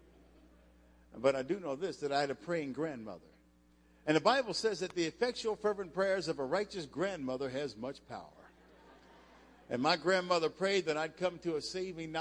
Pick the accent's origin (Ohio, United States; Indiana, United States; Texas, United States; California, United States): Ohio, United States; Cincinnati; moved away as an adult; also born or lived in Las Cruces, New Mexico; I grew up in Cincinnati, and I was at New Mexico State in college on a scholarship.